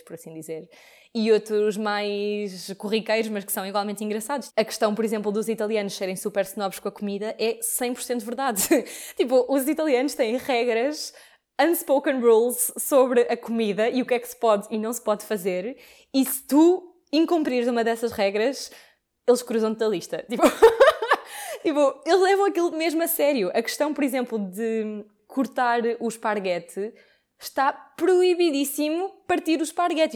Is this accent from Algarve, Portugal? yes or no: no; Lisbon, Portugal; moved away as an adult; Eu estudei em Lisboa e sou de Lisboa e vivi toda a faculdade em casa dos meus pais